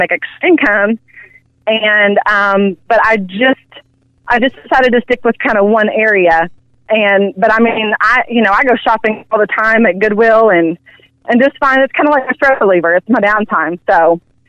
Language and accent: English; Prairie Grove, Arkansas, United States; accent: Southern Belle; I've been an Arkansas girl my whole life. I'm actually originally from Northwest Arkansas, from a small town up there called Prairie Grove